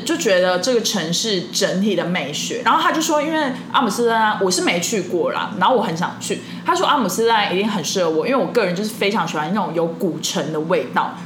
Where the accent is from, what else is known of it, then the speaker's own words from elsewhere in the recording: Jingliao, Tainan, Taiwan; moved away; 我以前小时候是在那个青寮长， 就是有在去青寮长大。然后青寮就是台南县的一个小乡镇